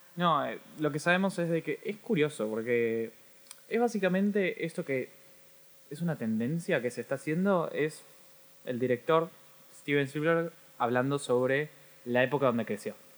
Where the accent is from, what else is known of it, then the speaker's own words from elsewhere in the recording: Argentina; soy argentino